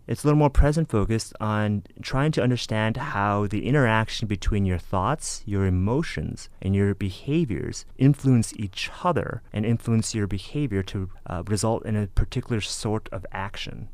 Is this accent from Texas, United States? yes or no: no; San Gabriel Valley, California, United States; I'm originally from the San Gabriel Valley, the 626 for any of you out there